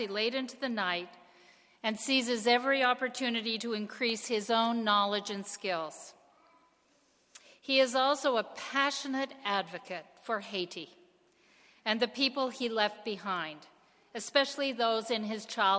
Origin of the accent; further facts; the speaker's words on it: Canada; now in United States; as a Canadian